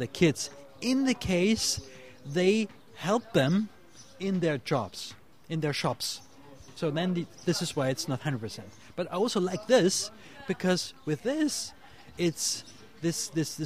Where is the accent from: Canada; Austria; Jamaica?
Austria; Vienna; I'm coming from Austria, from the city of Vienna